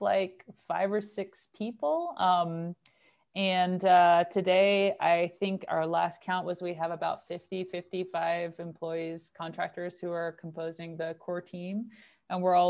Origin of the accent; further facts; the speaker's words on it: North Carolina, United States; moved away as an adult; also born or lived in Netherlands; now in Carbondale, United States; I'm originally from North Carolina